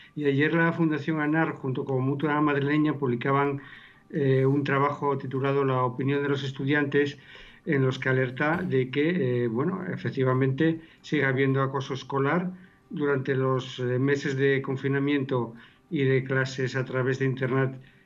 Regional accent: Lugones, Asturias, Spain; soy de Lugones

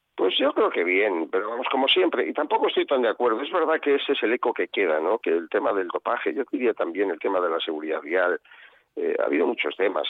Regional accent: Valladolid, Castile and León, Spain; En Valladolid se come muy bien, está, está mal que yo lo diga, porque parece que estoy tirando para mi tierra

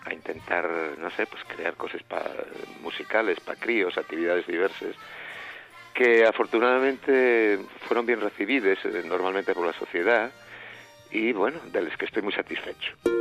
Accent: Siero, Asturias, Spain

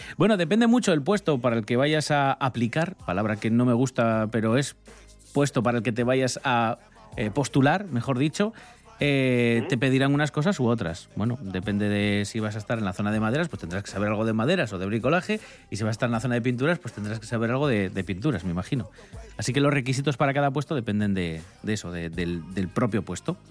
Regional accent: Avilés, Asturias, Spain; yo que soy de Avilés

